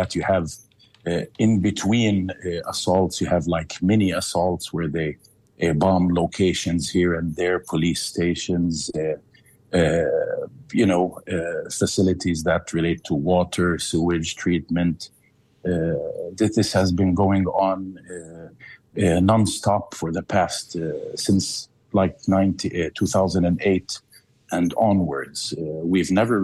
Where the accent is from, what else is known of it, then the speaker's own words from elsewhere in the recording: Gaza, Gaza Strip, Palestine; moved away as an adult; also born or lived in Seattle, United States; now in Cairo, Egypt; I was born in Seattle and moved to Gaza when I was 3 years in 1971, and I've been ever since in Gaza.